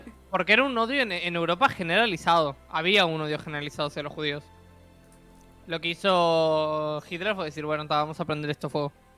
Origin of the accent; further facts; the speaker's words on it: Uruguay; soy un uruguayo